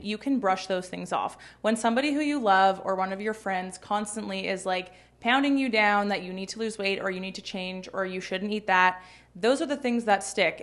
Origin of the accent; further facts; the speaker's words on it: Toronto, Ontario, Canada; I grew up in Toronto.